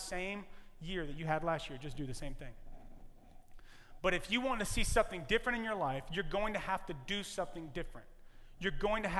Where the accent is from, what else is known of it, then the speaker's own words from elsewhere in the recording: Louisiana, United States; now in California, United States; I am from Louisiana. And in Louisiana, we tell Cajun jokes. I am Cajun, but I'm Californian. I'm a Cajun Californian